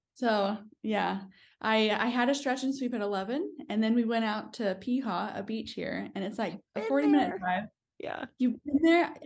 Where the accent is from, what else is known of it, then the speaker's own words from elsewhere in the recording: United States; moved away as an adult; also born or lived in New York; now in New Zealand; I'm American.